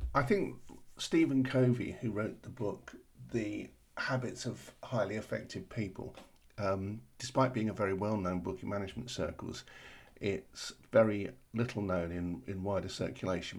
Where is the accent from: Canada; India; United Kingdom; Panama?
United Kingdom; London; I'm from South London and we practically live on tea